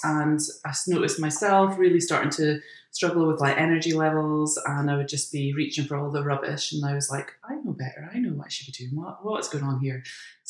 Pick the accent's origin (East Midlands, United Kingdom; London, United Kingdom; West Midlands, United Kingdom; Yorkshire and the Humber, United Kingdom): Yorkshire and the Humber, United Kingdom; Doncaster; I'm from Doncaster.